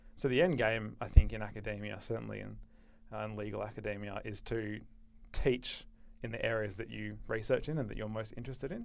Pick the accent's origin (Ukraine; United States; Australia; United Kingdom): Australia; Perth, Western Australia; I grew up in Perth, finished school in two thousand nine, and came straight to U